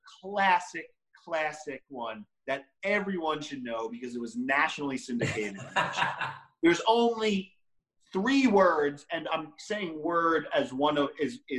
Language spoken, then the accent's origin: English; Long Island, New York, United States; I grew up on Long Island.